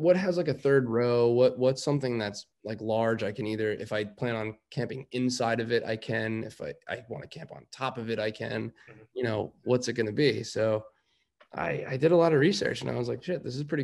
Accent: New York City, New York, United States; I grew up in Rockaway Beach

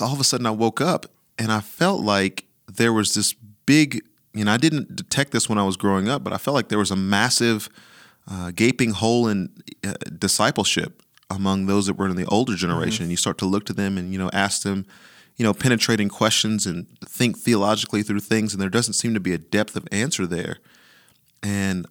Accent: the South, United States; I'm from the South

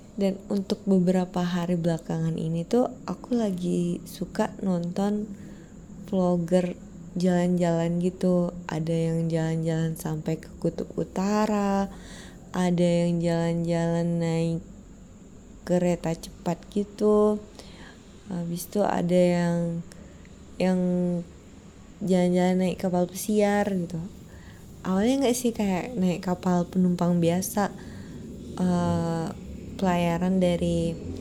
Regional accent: Pekanbaru, Riau, Indonesia; kayak aku warga Pekanbaru

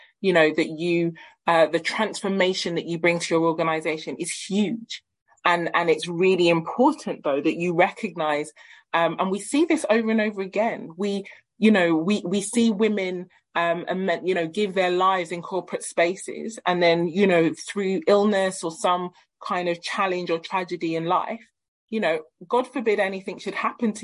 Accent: South West Nigeria, Nigeria; I am a Yoruba woman. So my family and I, we hail from Nigeria, the west, south and southern western regions in Nigeria.

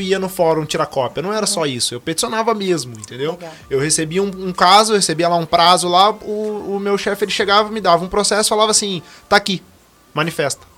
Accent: Guará, interior of São Paulo, Brazil; Eu sou de Guará, sou do interior de São Paulo

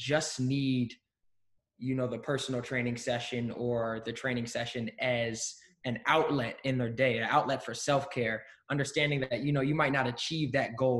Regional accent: Maryland, United States; also born or lived in Pennsylvania; now in Philadelphia, United States; we grew up together in Maryland

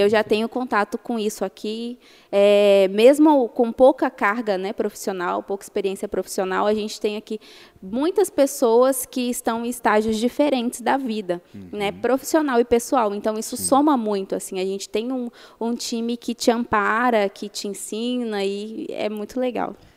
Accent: Minas Gerais, Brazil; moved away; eu cresci em Minas tomando café com sucrilhos

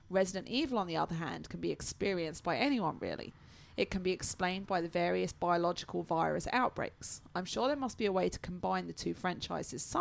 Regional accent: East Midlands, United Kingdom; I'm not northern or southern. I'm from the East Midlands, somewhere between Nottingham and Peterborough.

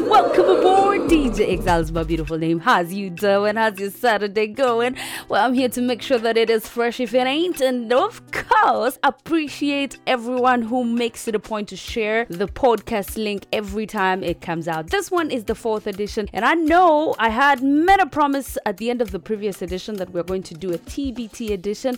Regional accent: Uganda; Straight out of the motherland the part of Africa

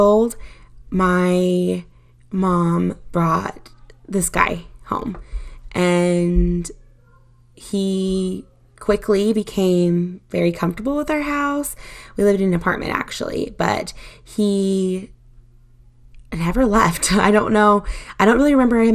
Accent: Utah, United States; I was born in Utah to my parents

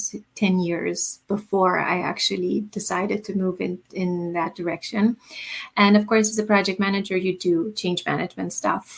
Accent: Romania; moved away; also born or lived in Germany / Canada; I come originally from Romania. I lived in Germany and in Canada

